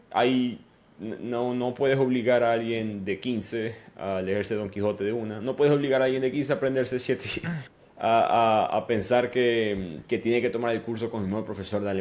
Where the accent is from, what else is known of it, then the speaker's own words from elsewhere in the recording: United States; accent: American; Spanish is a second language; yo vivo en Estados Unidos, yo venía con mi acento estadounidense